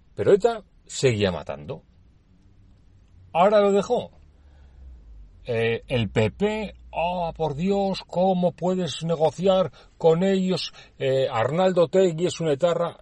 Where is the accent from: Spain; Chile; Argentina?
Spain; Basque Country; soy eh, nacido en el País Vasco, por lo tanto soy vasco, soy español